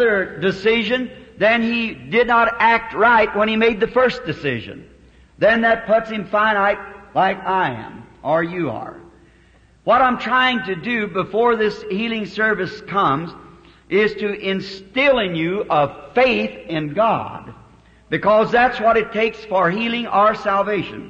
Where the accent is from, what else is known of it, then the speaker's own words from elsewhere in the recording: the South, United States; I'm a Southerner